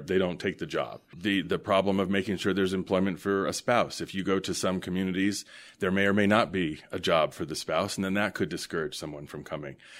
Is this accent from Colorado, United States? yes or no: yes; Denver, Colorado, United States; moved away as an adult; also born or lived in Chicago / Washington, D.C. / Vermont; I was born and raised here in Denver